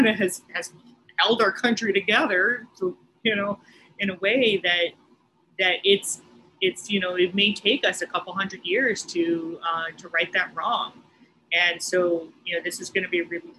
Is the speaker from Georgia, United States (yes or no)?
no; Oahu, Hawaii, United States; I'm from Oahu, but my family mainly lives on Hawaii Island